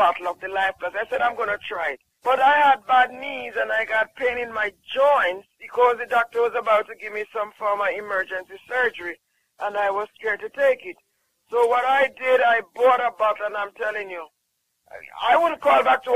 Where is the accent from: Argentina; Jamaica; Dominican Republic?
Jamaica; I'm from Jamaica.